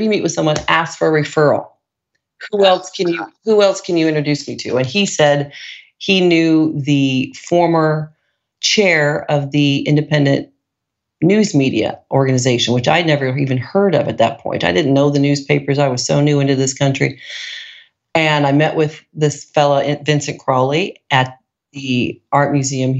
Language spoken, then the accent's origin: English; Italy; I was from Italy